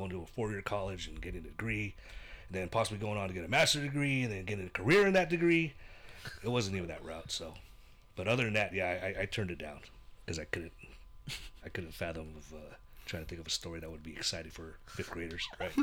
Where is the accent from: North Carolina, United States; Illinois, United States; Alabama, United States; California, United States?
California, United States; the Bay Area; moved away as an adult; now in Visalia, United States; growing up in the Bay